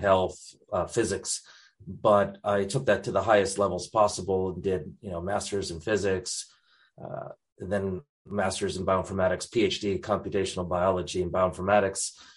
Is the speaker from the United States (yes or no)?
yes; Connecticut, United States; moved away as an adult; also born or lived in North Carolina, United States; now in Christchurch, New Zealand; I was born up in Connecticut. So I spent some time up in the very liberal state of Connecticut